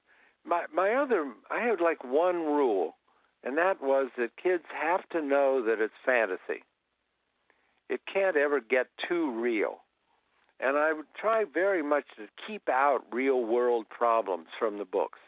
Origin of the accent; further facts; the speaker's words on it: Columbus, Ohio, United States; I grew up in Columbus, Ohio.